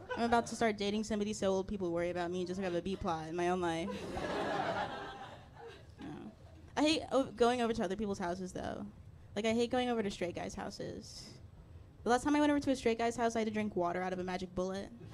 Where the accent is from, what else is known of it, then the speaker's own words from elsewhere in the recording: Maryland, United States; moved away as an adult; also born or lived in Chicago; now in New York, United States; I'm from Maryland